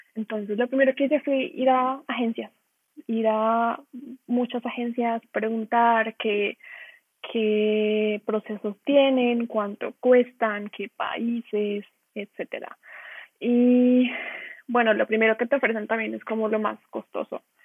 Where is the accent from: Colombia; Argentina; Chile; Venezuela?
Colombia; moved away as an adult; now in Dortmund, Germany; Yo soy de Colombia